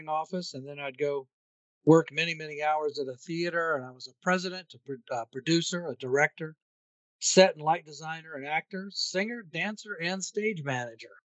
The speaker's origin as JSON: {"language": "English", "town": "Williamsburg", "region": "Virginia", "country": "United States", "tie": "born or raised there", "said": "I grew up in Williamsburg"}